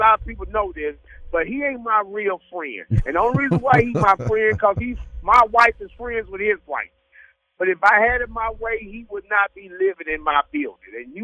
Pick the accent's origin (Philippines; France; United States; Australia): United States; St. Louis, Missouri; I'm from St. Louis